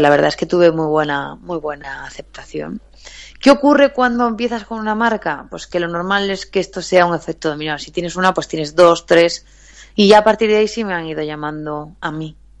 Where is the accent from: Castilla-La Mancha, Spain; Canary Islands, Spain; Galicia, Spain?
Galicia, Spain; accent: Galician; moved away as an adult; now in Madrid, Spain; soy gallega, se me nota un poco en el acento